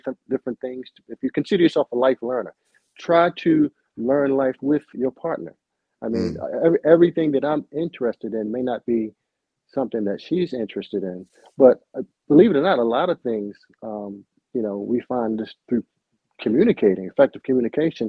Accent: Baltimore, Maryland, United States; I'm born and raised in Baltimore City

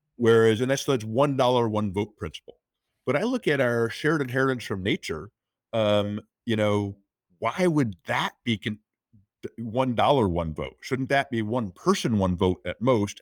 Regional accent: United States; I'm an American

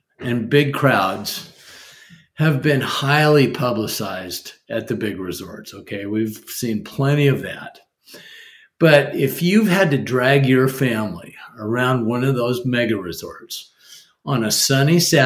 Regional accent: Portland, Oregon, United States; I've lived my entire life in Portland

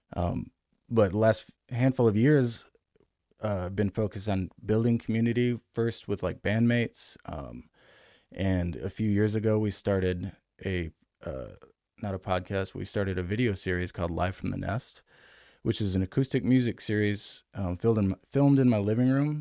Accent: Grand Rapids, Michigan, United States; moved away as an adult; now in Raleigh, United States; I grew up in Michigan, um, and moved here in twenty ten from Grand Rapids, Michigan

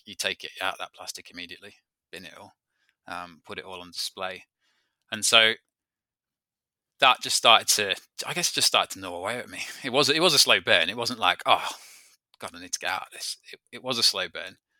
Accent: Peak District, East Midlands, United Kingdom; moved away; I come from the Peak District, so I've always, uh, lived, though, I, I've lived and grown up in an outdoor activity centre

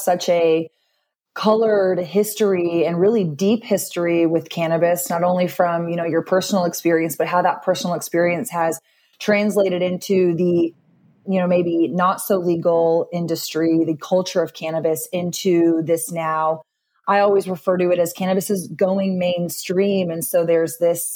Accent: Austin, Texas, United States; I grew up in Austin, Texas

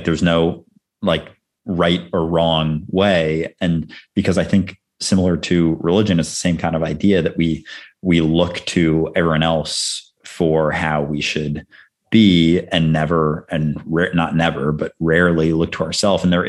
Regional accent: Midwest, United States; I'm also from the Midwest

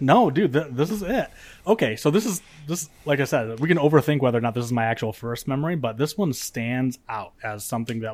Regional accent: Michigan, United States; moved away; So I grew up in Michigan, and in Michigan we have basements

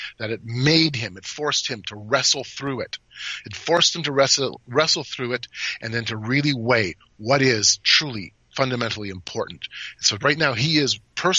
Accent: Canada; I'm from Canada

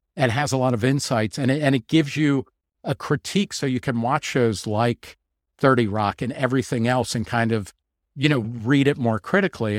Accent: New Jersey, United States; I grew up in New Jersey

